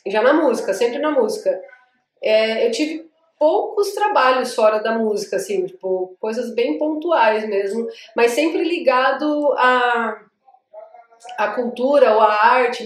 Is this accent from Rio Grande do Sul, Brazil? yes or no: no; Iguape, São Paulo, Brazil; accent: Iguape / Vale do Ribeira accent, close to Paraná; moved away as an adult; now in São Paulo, Brazil; Eu sou de Iguape, natural de Iguape, nascida e criada caiçara